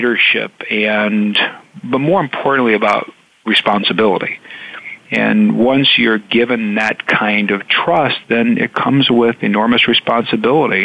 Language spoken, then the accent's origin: English; Indiana, United States; I'm from Indiana